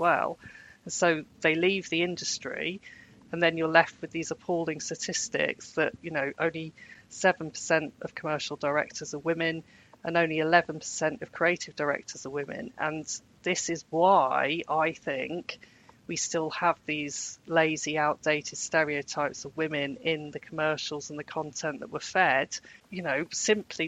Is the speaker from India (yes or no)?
no; Birmingham, West Midlands, United Kingdom; I grew up in Birmingham in the 1980s and it was a cultural desert